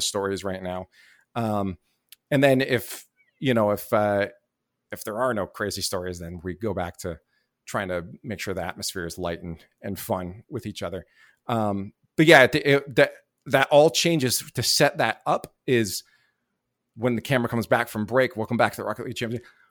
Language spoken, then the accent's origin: English; Canada; I didn't have a visa to the work in the U S 'cause I'm Canadian